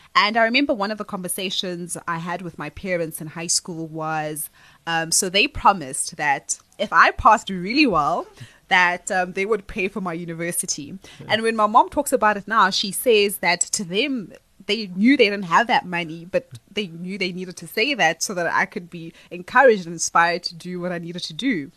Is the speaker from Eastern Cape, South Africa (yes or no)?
no; Johannesburg, Gauteng, South Africa; I was born and raised in Alexandra